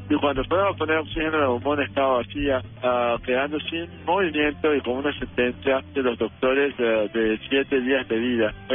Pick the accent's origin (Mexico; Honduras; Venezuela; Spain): Venezuela; Caracas, Capital District; yo soy nacido en Caracas, Venezuela.